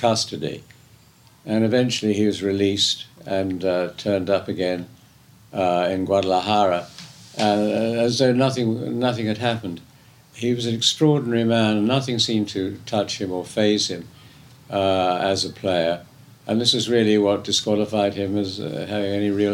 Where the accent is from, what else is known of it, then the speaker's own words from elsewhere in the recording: England, United Kingdom; I'm English